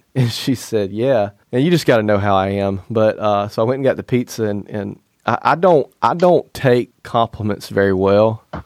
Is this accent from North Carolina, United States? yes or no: no; Alabama, United States; we are both from Alabama